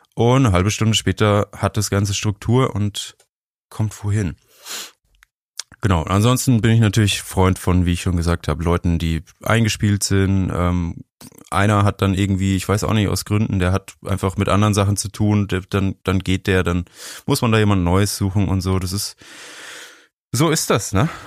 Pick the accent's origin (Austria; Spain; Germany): Germany; Franconia, Bavaria; Ich bin in Bayern groß geworden, also in Franken eigentlich.